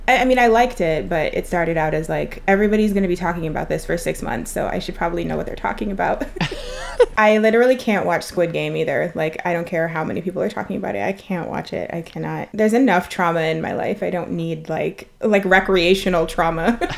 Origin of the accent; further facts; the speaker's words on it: Trinidad & Tobago; I'm from Trinidad and one of the big things that we have is carnival